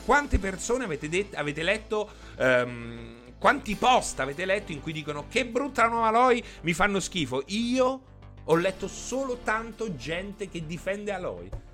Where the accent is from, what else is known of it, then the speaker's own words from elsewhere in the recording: Rome, Lazio, Italy; sono nato a Roma il 5 gennaio 1980